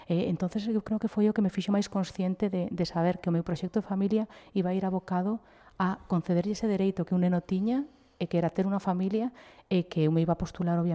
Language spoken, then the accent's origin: Galician; Chapela, Galicia, Spain; Pois eh, eu sempre vivín en Chapela, eh, nunca me quixen marchar dali, eu son sempre digo que son moito máis de barrio que de cidade